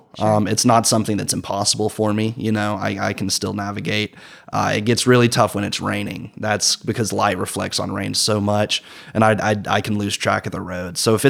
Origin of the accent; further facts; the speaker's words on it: Rome, Georgia, United States; I'm originally from Rome, Georgia. And, you know, there's not a lot of street lights in Rome. It's kind of rural.